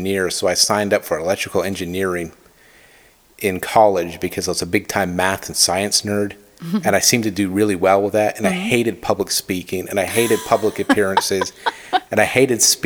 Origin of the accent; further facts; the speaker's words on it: Burlington, Vermont, United States; now in Atlanta, United States; Originally born and raised in Burlington, Vermont.